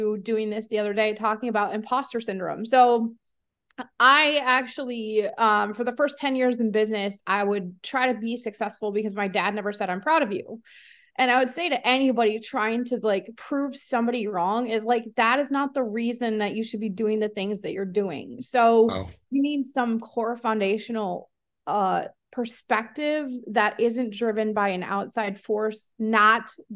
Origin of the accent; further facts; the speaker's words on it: Iowa, United States; my hometown is a town of 347 people in Iowa